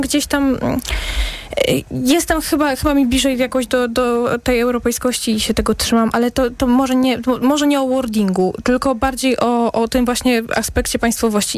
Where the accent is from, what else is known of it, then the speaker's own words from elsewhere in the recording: Zagłębie Dąbrowskie, Silesian Voivodeship, Poland; ja jestem z Zagłębia